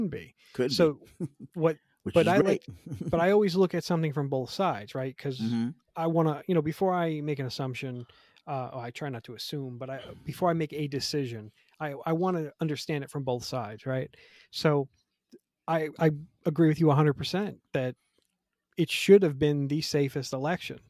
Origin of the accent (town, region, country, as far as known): United States